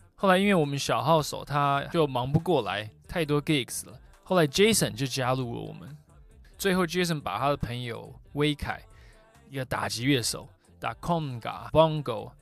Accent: Taiwan; moved away as an adult; also born or lived in New York; 我是在台湾出生长大的

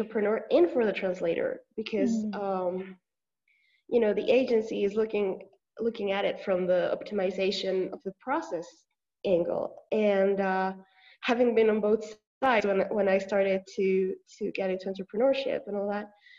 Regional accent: Mexico; English is a second language; now in León, Mexico; I'm from Mexico

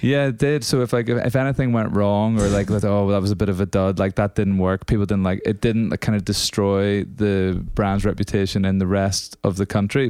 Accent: Northern Ireland, United Kingdom; moved away; also born or lived in Scotland; so I'm from Northern Ireland originally, if you can't tell by this accent

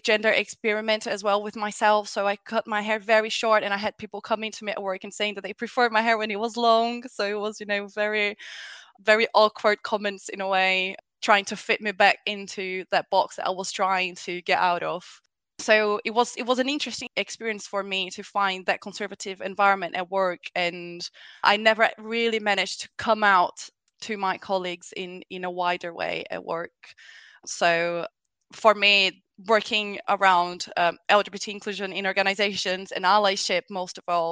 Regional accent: Brazil; moved away; I come from Brazil originally, but I was raised in a very open-minded family

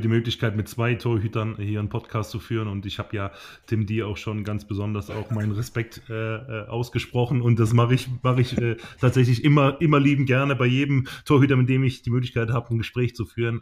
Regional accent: Teningen, Baden-Württemberg, Germany; also born or lived in Emmendingen; ich bin ja äh, in Tening äh, aufgewachsen, war in Emding geboren in der Nachbarstadt

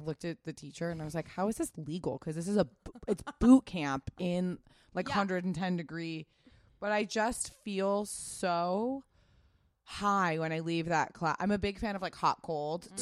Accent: Pasadena, California, United States; I grew up in Pasadena.

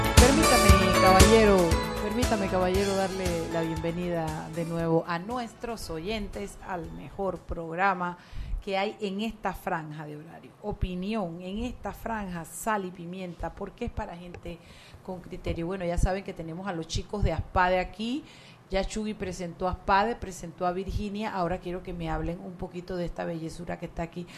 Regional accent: Chiriquí, Panama; Chiriquí, mi tierra querida.

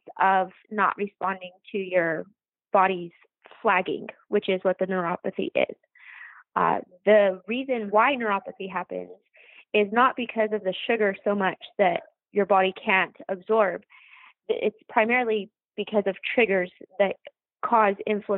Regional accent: New Mexico, United States; I came back to my home state of New Mexico

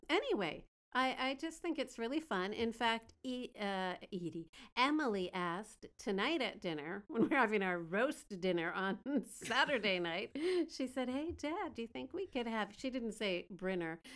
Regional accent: Canada; now in Beijing, China; I'm a Canadian gal living in Beijing

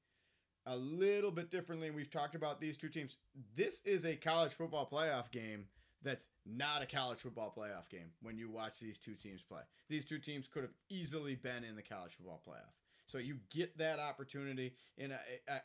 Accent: Buffalo, New York, United States; I grew up in Buffalo

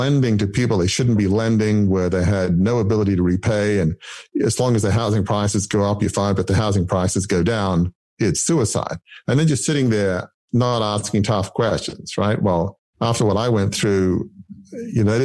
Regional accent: Australia; I grew up in the 70s. And so like a lot of Australians at the time

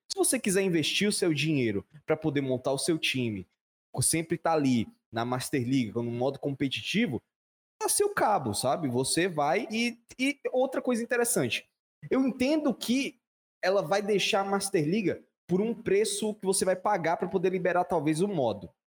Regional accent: Brazil; eu sou brasileiro

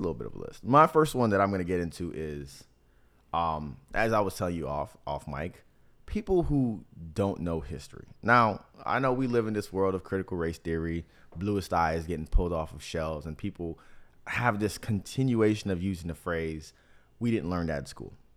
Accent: South Florida, United States; also born or lived in Miami / Tampa; growing up in South Florida

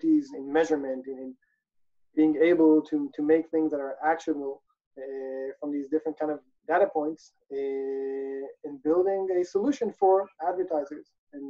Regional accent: Israel; also born or lived in South Africa / Italy; I'm originally from Israel, grew up and about in South Africa and Italy, spent a couple of years abroad.

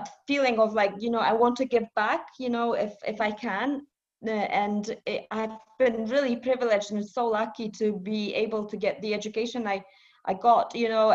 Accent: Poland; born or raised there; also born or lived in Edinburgh; now in United Kingdom

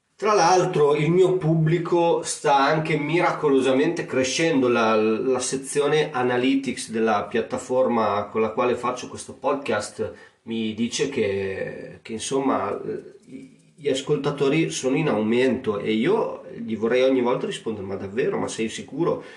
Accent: Emilia-Romagna, Italy; accent: romagnolo; il mio accento romagnolo

